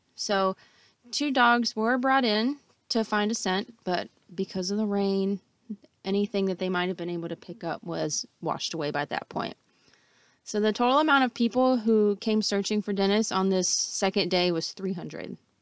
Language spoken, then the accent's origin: English; Durham, North Carolina, United States